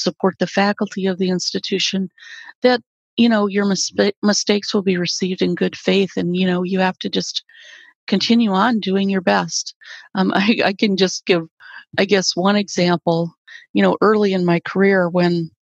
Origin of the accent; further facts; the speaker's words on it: South Dakota, United States; also born or lived in Southern California; now in New York City, United States; in South Dakota, where I grew up on a farm.